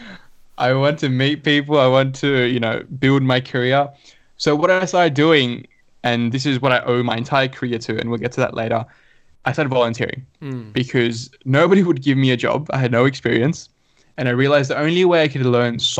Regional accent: Sydney, New South Wales, Australia; also born or lived in Dhaka, Bangladesh / Canberra; moved to this country with my mom and dad in 2003. And so lived here in Western Sydney, grew up in Punchbowl.

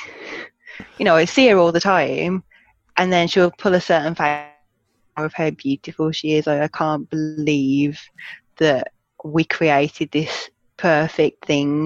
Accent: Black Country, West Midlands, United Kingdom; born or raised there; accent: Black Country; moved away as an adult; now in Birmingham, United Kingdom

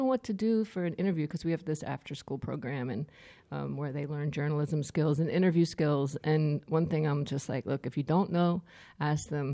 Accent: Trenton, New Jersey, United States; moved away as an adult; also born or lived in Germany / San Francisco; now in Staten Island, United States; I'm proudly from Trenton

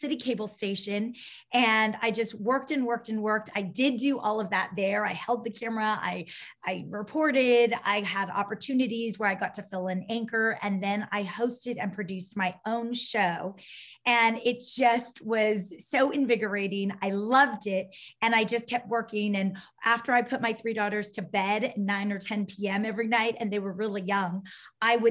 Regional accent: Southern California, United States; I am born and raised in Southern California

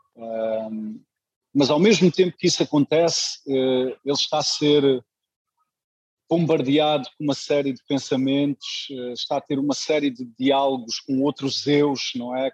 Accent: Luanda, Luanda Province, Angola; now in Lisbon, Portugal; Nasci em Luanda

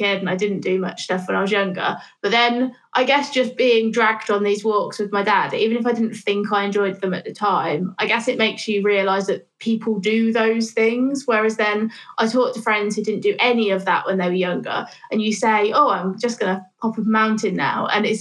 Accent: Northampton, East Midlands, United Kingdom; now in Bristol, United Kingdom; I grew up there, in the middle of the Midlands, just in a pretty normal town, to be honest. There's not really much going on in Northampton

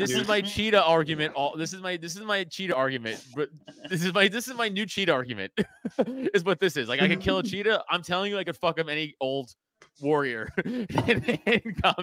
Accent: United States; I grew up in America.

